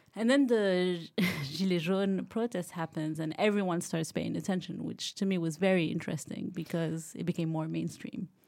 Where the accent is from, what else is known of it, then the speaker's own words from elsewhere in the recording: Morocco; moved away as an adult; also born or lived in United States; now in France; I grew up in Morocco. I went to school in the U S